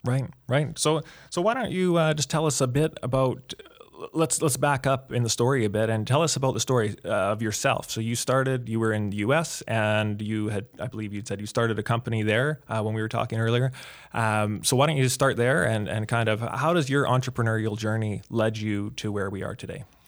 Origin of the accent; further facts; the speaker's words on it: Edmonton, Alberta, Canada; I am from the Edmonton area here